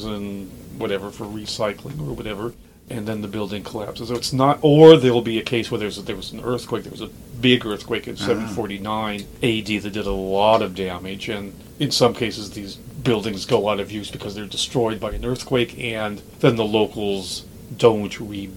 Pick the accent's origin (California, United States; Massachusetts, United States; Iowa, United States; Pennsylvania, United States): Iowa, United States; Dubuque; moved away as an adult; also born or lived in Jerusalem / India; Dubuque, Iowa, my hometown.